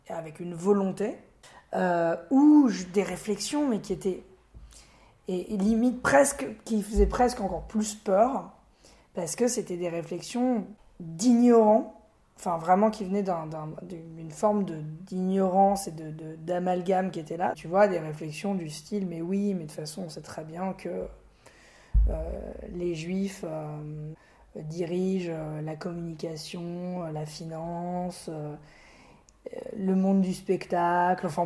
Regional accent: France; je me présente pas en disant bonjour … euh, je suis français européen juif.

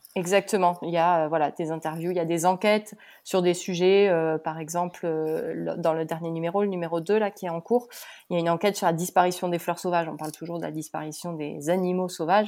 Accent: Pau, Nouvelle-Aquitaine, France; moved away as an adult; also born or lived in Toulouse; now in Île de Ré, France; je suis originaire de Pau comme Julie

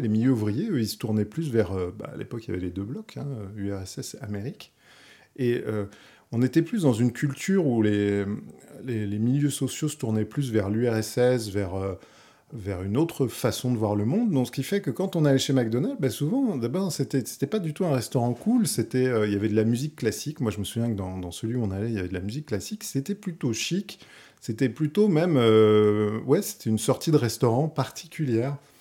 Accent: Paris, Île-de-France, France; also born or lived in Val-d'Oise; je suis né à Paris, j'ai vécu une partie à Paris, et ensuite euh, mes parents sont, partis un peu s'éloigner dans le Val d'Oise

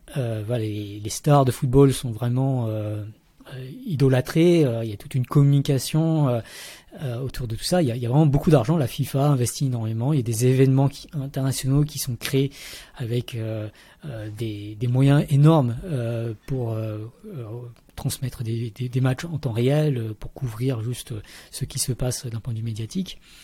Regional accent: Paris region, Île-de-France, France; moved away as an adult; also born or lived in Vietnam / Montreal, Canada / Switzerland; je suis né au Vietnam, mais j'ai grandi en région parisienne

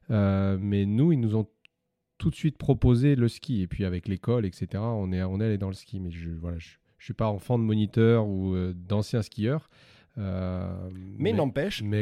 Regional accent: Montvalezan, Auvergne-Rhône-Alpes, France; moi, j'ai grandi à Montvalzan, c'est à côté de la station de La Rosière, euh, où il y a le col du, Petit Saint-Bernard. Et euh, j'ai grandi là-bas avec une grande sœur qui faisait du ski et puis un papa qui était plombier, mais aussi pisteur secouriste.

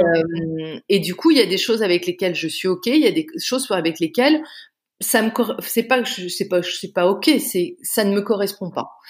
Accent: Canada; also born or lived in Paris, France; now in Bordeaux, France; moi, je suis canadienne d'origine. Euh, j'ai été élevée au Canada

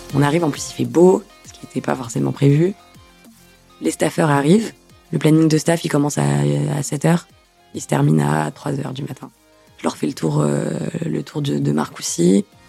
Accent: Toulouse, Occitania, France; moved away as an adult; now in Rouen, France; Je viens de Toulouse

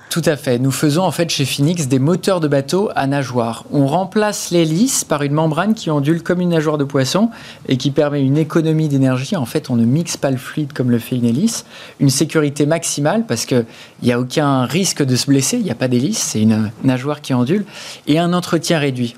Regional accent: Breton, Brittany, France; en tant que breton et, marin

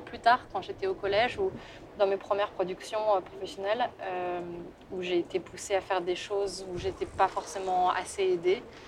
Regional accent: France; moved away as an adult; also born or lived in England / Germany / Italy; now in London, United Kingdom; Je suis française

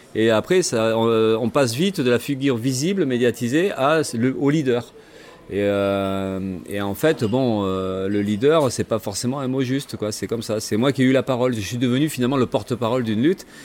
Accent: Gironde, Nouvelle-Aquitaine, France; born or raised there; also born or lived in Gagny / Villemomble / Le Blanc-Mesnil; now in Bordeaux, France

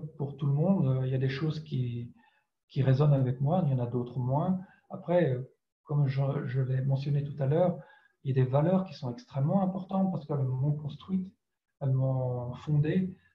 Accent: France; first language French; also born or lived in Ireland; J'étais éduqué en français, en France, c'est ma langue maternelle

